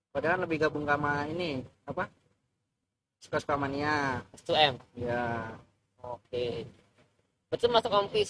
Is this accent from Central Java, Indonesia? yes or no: yes; Magelang, Central Java, Indonesia; Magelang uh, Sawangan Sawangan Depok Kalau Magelang ya Sawangan itu arah ketep